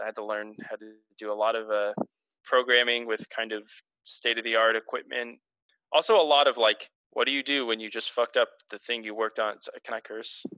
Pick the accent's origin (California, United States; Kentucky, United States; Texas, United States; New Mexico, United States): Texas, United States; Houston; now in Portland, United States; I'm from Houston, Texas, the greatest city on earth.